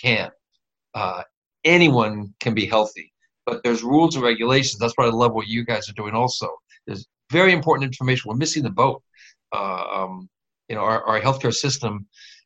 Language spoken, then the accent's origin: English; Midwest, United States; I grew up in the Midwest